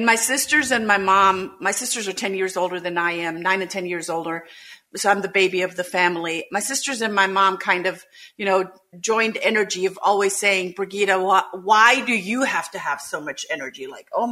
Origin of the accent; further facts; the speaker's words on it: Germany; English is a second language; moved away as an adult; also born or lived in Munich, Germany; now in United States; I am originally from Germany, came to the United States in 2004 to build a Montessori school